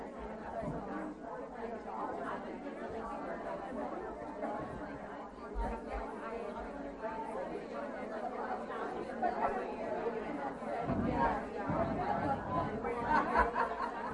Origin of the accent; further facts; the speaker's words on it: Baltimore, Maryland, United States; I grew up in the Baltimore church as well as a second generation in the church